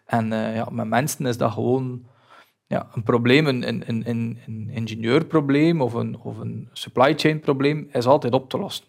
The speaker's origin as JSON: {"language": "Dutch", "country": "Belgium", "said": "wij als Belgen"}